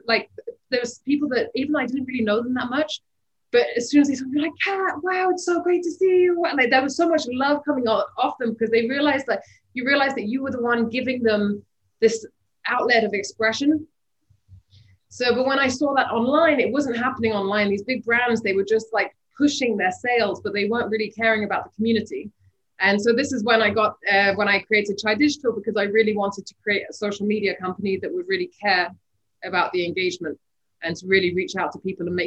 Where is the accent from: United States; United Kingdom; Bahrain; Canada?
Bahrain; I grew up in Bahrain in the Middle East.